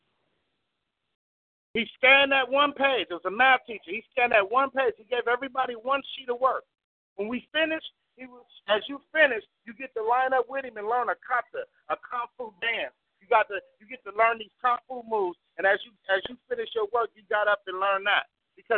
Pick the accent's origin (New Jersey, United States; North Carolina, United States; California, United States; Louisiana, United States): California, United States; Compton; I was from Compton